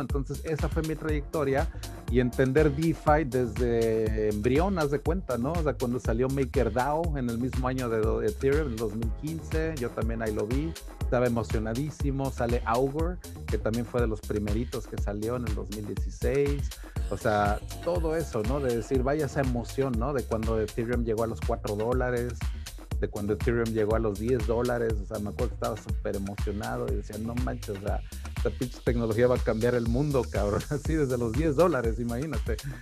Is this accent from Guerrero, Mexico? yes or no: yes; Taxco, Guerrero, Mexico; now in United States; soy de Tasco, también de una ciudad muy minera, muy platera